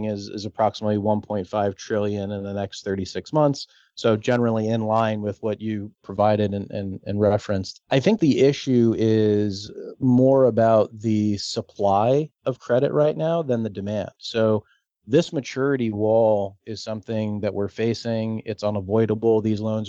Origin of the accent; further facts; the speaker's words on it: Florida, United States; I spend most of my life in Florida. I grew up in Florida